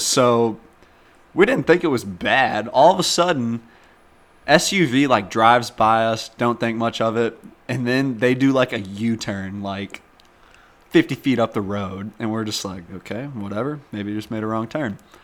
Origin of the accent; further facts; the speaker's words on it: St. Louis, Missouri, United States; we're from St. Louis, Missouri